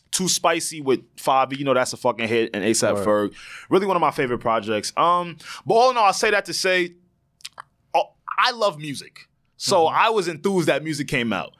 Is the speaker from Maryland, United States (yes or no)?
no; Long Island, New York, United States; That's where me and Savon are from